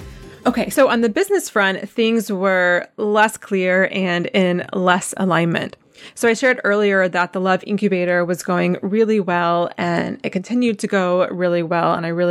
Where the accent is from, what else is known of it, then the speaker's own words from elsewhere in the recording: East Coast, United States; We're both from the East Coast. And so being off the East Coast just kind of felt like a novelty